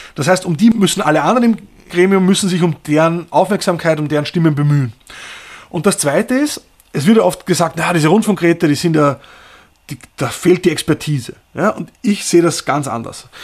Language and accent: German; Austria; moved away as an adult; also born or lived in Berlin; da komme ich vielleicht dann doch aus Österreich